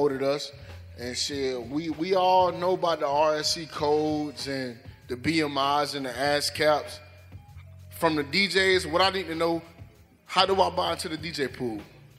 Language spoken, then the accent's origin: English; Polk County, Florida, United States; Shit, I'm from Polk County